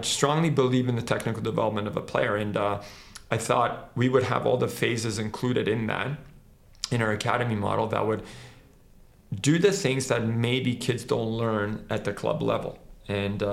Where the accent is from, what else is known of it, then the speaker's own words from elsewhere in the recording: Canada; also born or lived in Croatia; I wasn't born in Canada, so I was born in Croatia and I came here when I was 9 years old